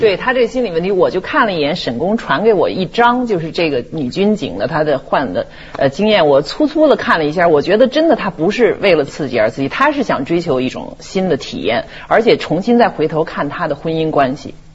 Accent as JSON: {"language": "Chinese", "region": "Beijing", "country": "China", "accent": "Beijing", "said": "因为我是北京人，北京口音的学生"}